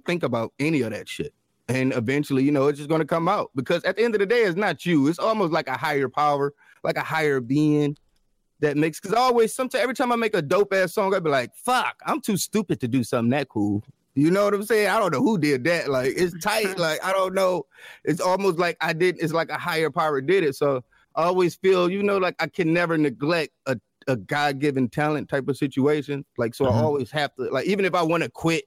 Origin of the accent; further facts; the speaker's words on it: Detroit, Michigan, United States; I come from Detroit, and that's more of the open mic scene